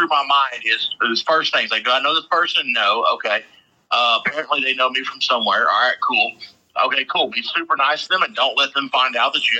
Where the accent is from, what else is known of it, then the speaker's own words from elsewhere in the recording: Joaquin, Texas, United States; now in Elk City, United States; my high school in Joaquin, Texas